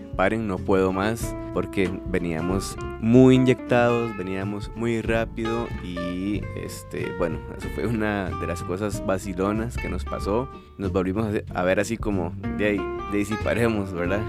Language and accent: Spanish; Guadalupe, San José, Costa Rica; yo era atleta del cantón de Guaycochea y también era atleta del liceo, Liceo Napoleón Quesada, y me tocaba también representar a Costa Rica